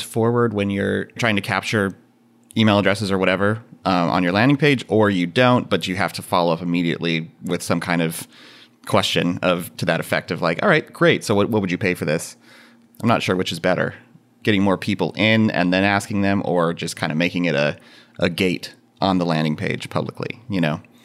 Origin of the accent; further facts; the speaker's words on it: Central Valley of California, United States; now in Minneapolis, United States; I grew up in the Central Valley of California